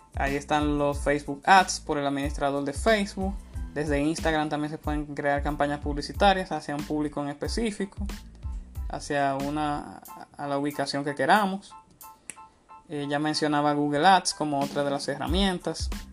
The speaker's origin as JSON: {"language": "Spanish", "country": "Dominican Republic", "said": "una marca de cerveza muy popular en mi país"}